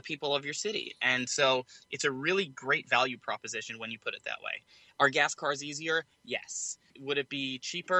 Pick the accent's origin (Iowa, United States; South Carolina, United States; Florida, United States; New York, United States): New York, United States; New York City; We're both from New York City